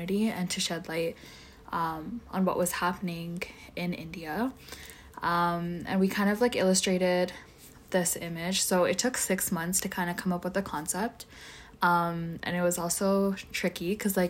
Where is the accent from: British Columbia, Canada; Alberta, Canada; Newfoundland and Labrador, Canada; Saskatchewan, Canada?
Alberta, Canada; Edmonton; I'm from Edmonton